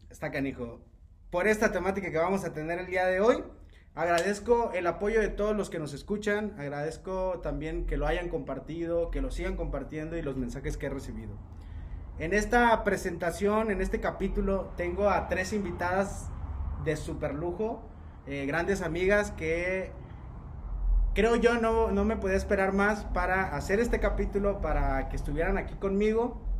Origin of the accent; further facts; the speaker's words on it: Mexico; que en realidad a veces como seres humanos y más como mexicanos vemos a veces a las mujeres